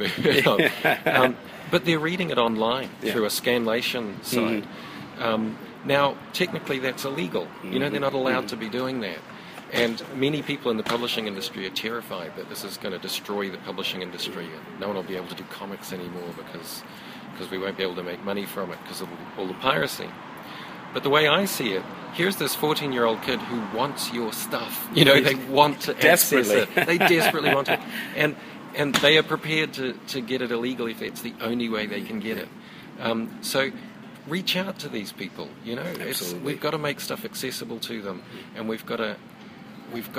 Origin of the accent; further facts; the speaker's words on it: New Zealand; growing up in New Zealand, obsessed with comics